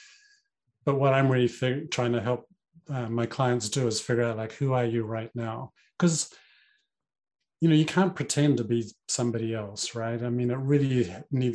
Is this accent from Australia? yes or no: no; New Zealand; I grew up in New Zealand